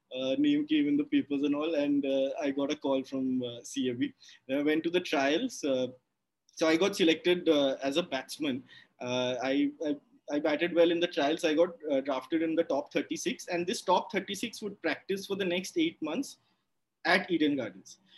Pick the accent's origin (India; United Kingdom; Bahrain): India; Kolkata, West Bengal; growing up in Calcutta